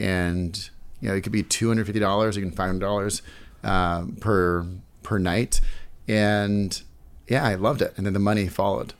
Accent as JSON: {"language": "English", "town": "San Francisco", "region": "California", "country": "United States", "moved": "yes", "lives_now": "New York City, United States", "said": "I'm originally from the Bay Area, San Francisco"}